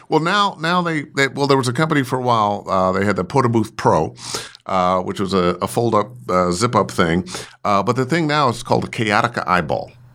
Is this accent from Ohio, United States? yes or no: yes; Cleveland, Ohio, United States; I grew up in Cleveland